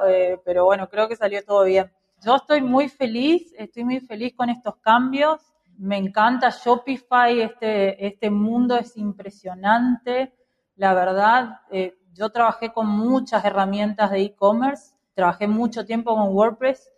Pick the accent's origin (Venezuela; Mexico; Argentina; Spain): Argentina